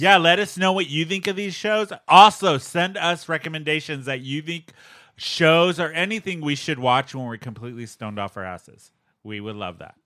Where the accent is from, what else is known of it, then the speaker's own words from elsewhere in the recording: San Diego, California, United States; I grew up in San Diego